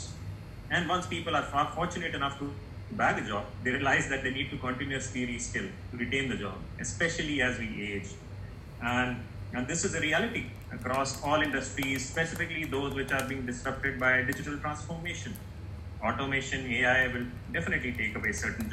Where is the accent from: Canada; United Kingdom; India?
India; my home country, India